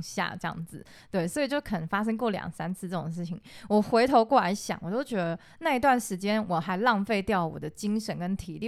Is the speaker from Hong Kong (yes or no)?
no; Taiwan; 我们台湾人